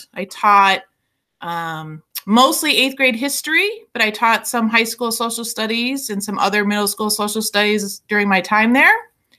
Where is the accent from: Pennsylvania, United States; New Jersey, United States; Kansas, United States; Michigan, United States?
Michigan, United States; Berkley; I grew up in Berkeley. So I returned home from U of M